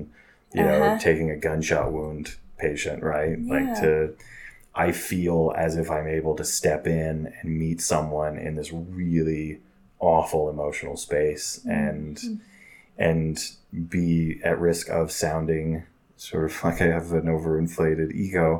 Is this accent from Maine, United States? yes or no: no; Oklahoma, United States; moved away as an adult; also born or lived in California / Houston, Texas / Central America; now in Utah, United States; a medium-sized town in Oklahoma, where I lived most of my childhood and adolescence